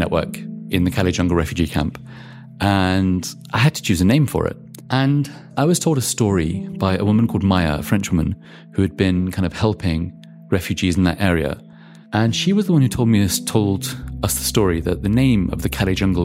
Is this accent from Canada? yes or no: no; Wellingborough, East Midlands, United Kingdom; Wellingborough, where I grew up, was very different from that.